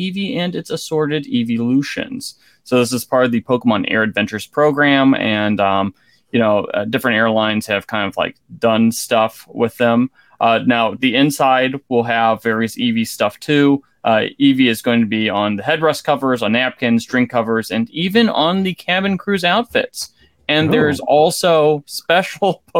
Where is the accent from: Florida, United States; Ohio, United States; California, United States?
Ohio, United States; Columbus; born or raised there